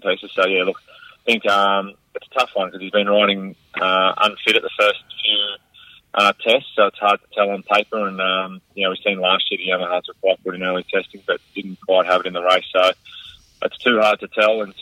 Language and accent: English; Australia; as an Aussie